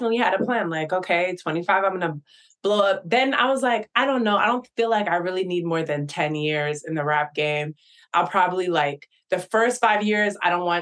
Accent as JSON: {"language": "English", "area": "Bay Area", "region": "California", "country": "United States", "tie": "born or raised there", "said": "I grew up in the Bay Area"}